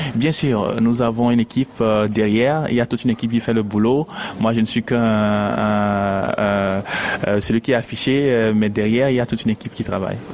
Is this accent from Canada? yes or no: no; Togo; also born or lived in Lomé; je suis togolais, je suis à Lomé